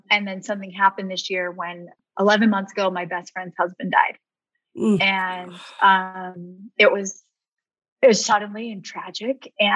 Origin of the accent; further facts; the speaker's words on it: Rexburg, Idaho, United States; I grew up in Rexburg, Idaho.